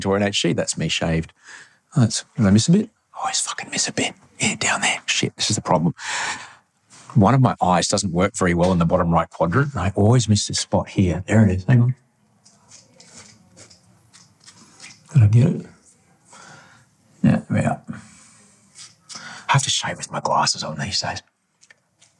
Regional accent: Brisbane, Queensland, Australia; when I was a kid growing up in Brisbane

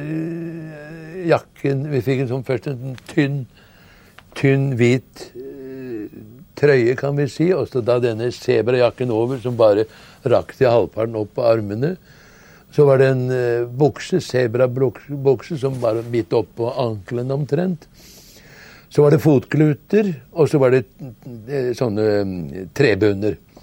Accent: Norway; vi som nordmenn

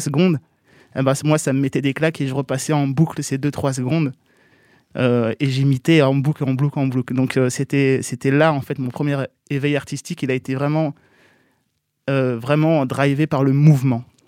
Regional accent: Bondy, Île-de-France, France; je suis de Bondy

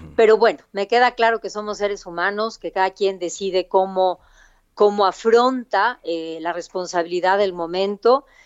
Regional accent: Oaxaca, Mexico; nací en la ciudad de Oaxaca

